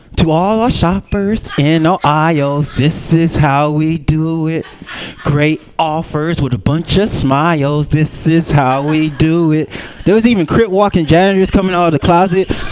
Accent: Pomona, California, United States; I'm from Pomona

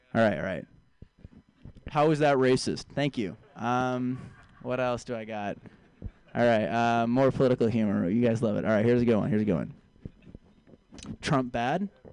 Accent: San Francisco, California, United States; moved away as an adult; I'm a hometown here. I'm from San Francisco originally. Uh, both of my parents are vegans, vegan people. I was raised vegan

